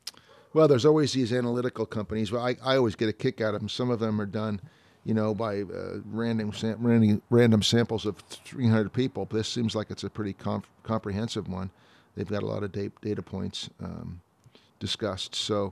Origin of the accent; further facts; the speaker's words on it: New Jersey, United States; born there; I was born in New Jersey, so New Jersey's property tax rate is the highest in the country.